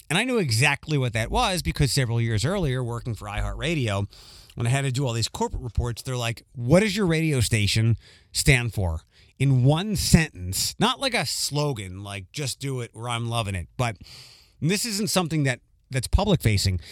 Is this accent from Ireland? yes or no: no; Philadelphia, Pennsylvania, United States; moved away; where I grew up in Philadelphia